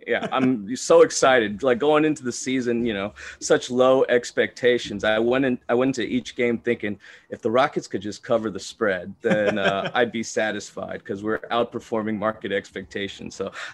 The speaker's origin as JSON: {"language": "English", "town": "Houston", "region": "Texas", "country": "United States", "tie": "born or raised there", "said": "I was born and raised here in Houston, Texas."}